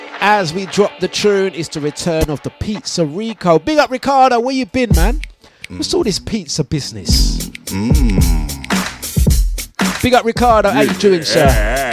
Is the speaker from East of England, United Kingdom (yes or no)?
no; London, United Kingdom; I'm originally from East London.